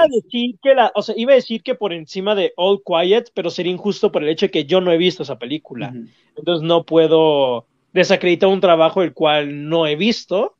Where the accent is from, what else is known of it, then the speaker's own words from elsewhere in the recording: Mexico; como mexicano